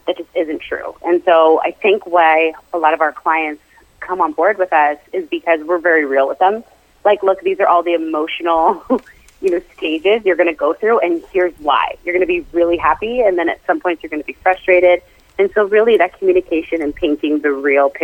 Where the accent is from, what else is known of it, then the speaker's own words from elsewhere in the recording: Toronto, Ontario, Canada; moved away; I am originally from Toronto, Canada